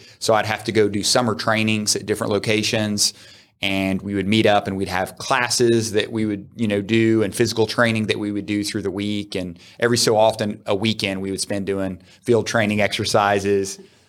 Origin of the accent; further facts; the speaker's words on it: Georgia, United States; Yes, I grew up in North Georgia, and I went to the University of Georgia